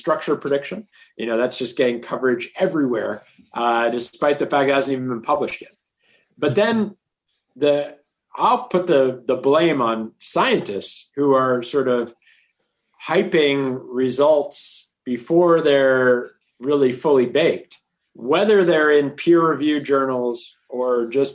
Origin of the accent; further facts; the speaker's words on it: Toronto, Ontario, Canada; I grew up in Toronto